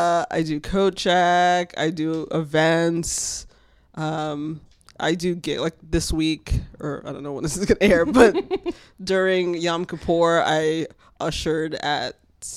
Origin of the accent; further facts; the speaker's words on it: Fort Lauderdale, Florida, United States; moved away as an adult; So when I moved here, I used to work at the Olive Garden in Florida. That's where I'm from.